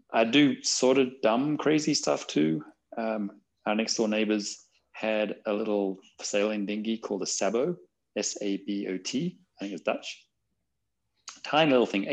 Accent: Australia; as a young person growing up in Australia

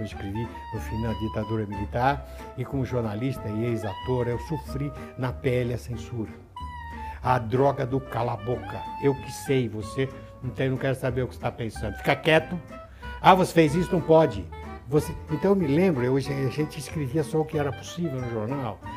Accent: Santos, São Paulo, Brazil; Quando eu estudava, na minha cidade de Santos, onde eu nasci

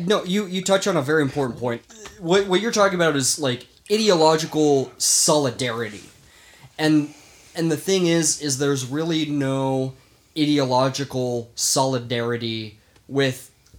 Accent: Emmett, Idaho, United States; moved away; my hometown of Emmett, Idaho, are not from. I am from there

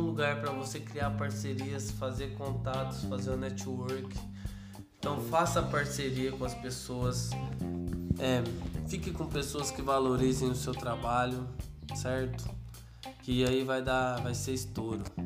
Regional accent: Ribeirão Preto, São Paulo, Brazil; now in Franca, Brazil; Sou de, do interior de São Paulo, Ribeirão Preto mas atualmente eu moro na cidade de Franca

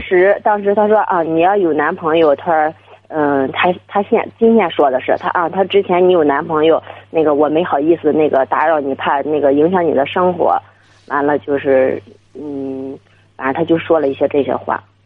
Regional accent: Dezhou, Shandong, China; now in Beijing, China; 我那个老家是山东的

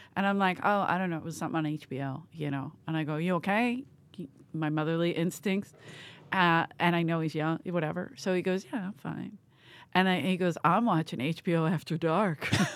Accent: United States; I'm American.

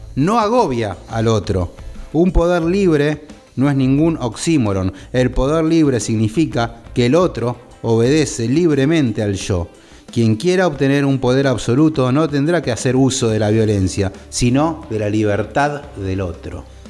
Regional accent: Argentina; nuestra querida patria

